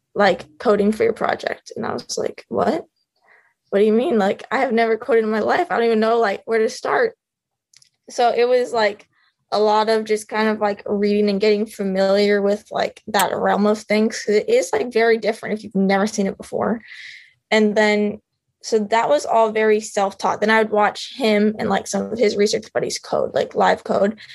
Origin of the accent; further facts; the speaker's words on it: Phoenix, Arizona, United States; moved away as an adult; also born or lived in Rhode Island; I grew up in Phoenix, Arizona, which as you know has no water really